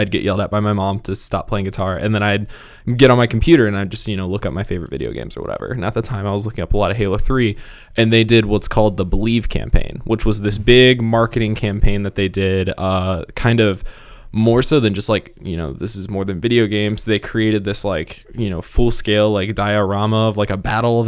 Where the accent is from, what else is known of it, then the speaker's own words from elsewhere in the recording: Marengo, Ohio, United States; I grew up in a town called Marengo, Ohio